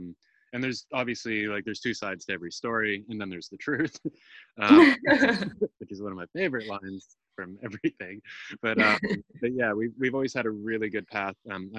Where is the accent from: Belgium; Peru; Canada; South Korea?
Canada; being Canadian, they tell you that you got to learn French, right? We're a bilingual mm-hmm. country